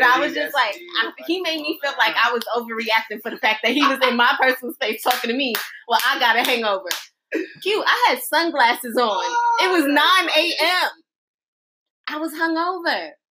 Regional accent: New York, United States; moved away; also born or lived in Trinidad; I'm from New York. My family's in New York.

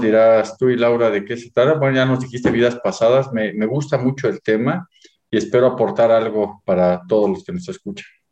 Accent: Mexico; nací en México

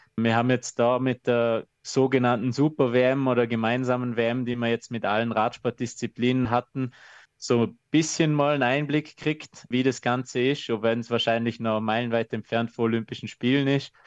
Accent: Austria; bei uns in Österreich

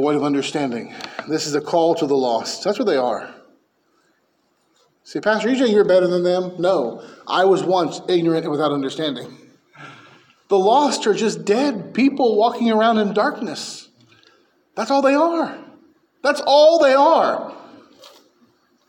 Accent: San Francisco Bay Area, California, United States; I grew up in the San Francisco Bay Area

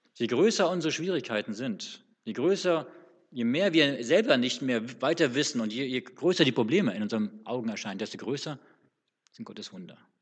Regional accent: Northern Germany, Germany; now in Swabia, Germany; als Norddeutscher

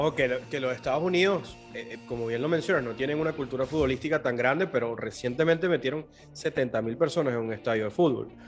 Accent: Venezuela; accent: Venezuelan; Yo soy venezolano, para los que no se han dado cuenta todavía por el acento.

